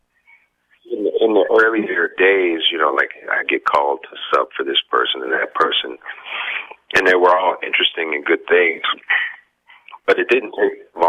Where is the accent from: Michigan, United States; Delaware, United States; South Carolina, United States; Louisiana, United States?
Michigan, United States; Detroit; now in New York, United States; growing up in Detroit